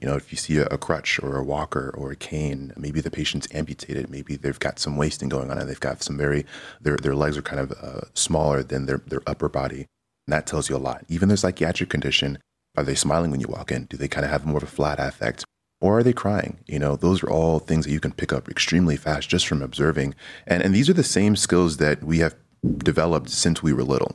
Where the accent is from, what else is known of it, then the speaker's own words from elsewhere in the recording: Kansas City, United States; moved away as an adult; now in Cleveland, United States; I'm originally from Kansas City